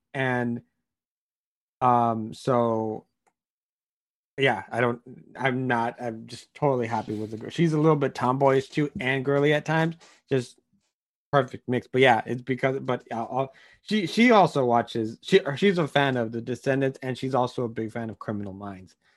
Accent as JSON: {"language": "English", "country": "United States", "said": "as an American"}